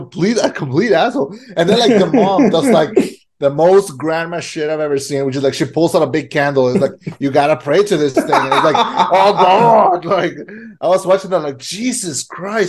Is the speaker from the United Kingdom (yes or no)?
no; Mexico; moved away; also born or lived in United States; I grew up in Mexico.